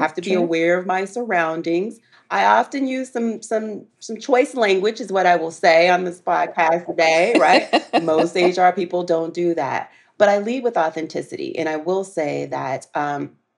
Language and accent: English; the South, United States; I'm a girl from the South